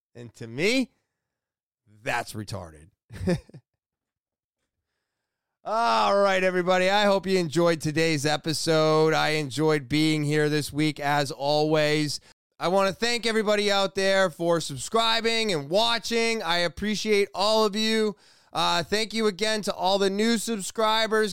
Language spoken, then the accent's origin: English; United States; as an American